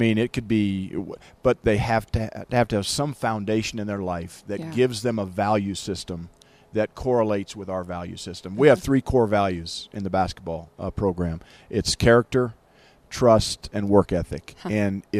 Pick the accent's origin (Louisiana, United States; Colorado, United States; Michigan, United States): Colorado, United States; Greeley; also born or lived in Boulder / Kansas; Greeley, my hometown where I grew up.